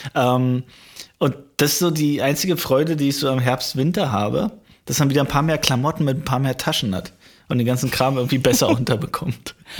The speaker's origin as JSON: {"language": "German", "area": "deep East", "region": "eastern Germany", "country": "Germany", "tie": "born or raised there", "said": "meiner Heimatstadt, wirklich im tiefsten Osten"}